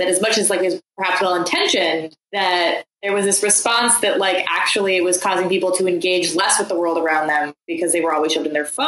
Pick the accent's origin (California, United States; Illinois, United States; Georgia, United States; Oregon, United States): Oregon, United States; I grew up in Oregon